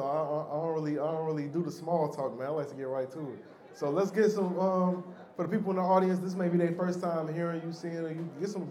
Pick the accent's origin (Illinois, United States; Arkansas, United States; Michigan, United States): Illinois, United States; Chicago; I'm from Chicago.